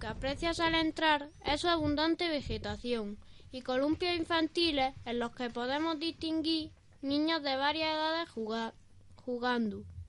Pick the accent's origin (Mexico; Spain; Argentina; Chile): Spain; Albolote, Andalusia; el famoso Parque Alboloteño de Guainabo, que está en la calle Real, una de las arterias principales de mi pueblo